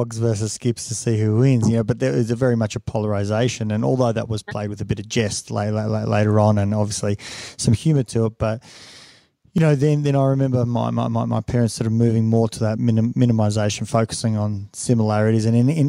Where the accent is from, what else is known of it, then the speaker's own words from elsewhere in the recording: Australia; first language Serbian; English is a second language; I'm an Aussie with amazing heritage, and, you know, I'm kind of both, and I can play both. I can be as much Aussie as I like, and I can be as much Serbian as I like.